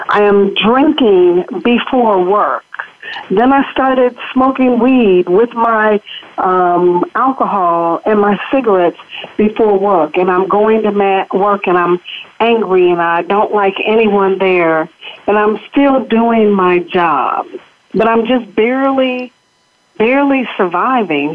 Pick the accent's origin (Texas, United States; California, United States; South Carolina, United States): California, United States; Los Angeles; I'm born and raised in Los Angeles